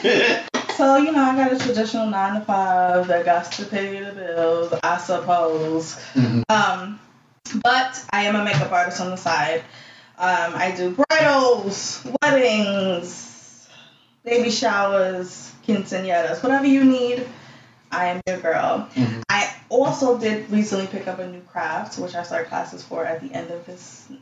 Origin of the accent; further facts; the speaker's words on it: New York City, New York, United States; also born or lived in Albany, New York; I was born in Albany, New York, with the cows and the chickens, but I was raised in Flatbush